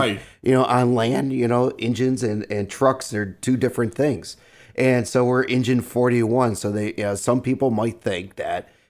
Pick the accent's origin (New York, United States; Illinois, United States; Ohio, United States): Illinois, United States; Evergreen Park; also born or lived in Lemont, Illinois; I grew up right here in Evergreen Park.